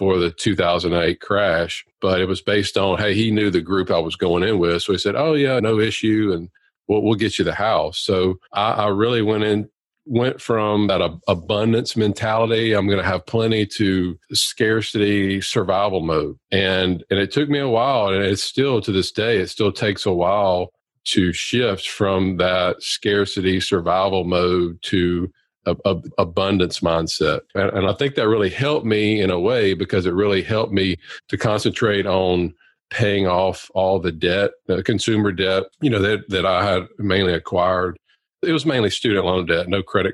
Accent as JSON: {"language": "English", "region": "Louisiana", "country": "United States", "tie": "born or raised there", "said": "I'm a full-time practicing periodontist in Louisiana and born and raised here"}